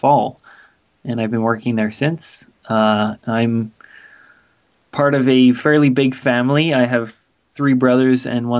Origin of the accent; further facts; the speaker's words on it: California, United States; moved away as an adult; now in Vancouver, Canada; was born in Vancouver, and I live now in Vancouver. I'm 22 years old, almost 23, so I'm quite young. Yeah. I went to middle school and high school in California, and after I graduated high school, I came back to Vancouver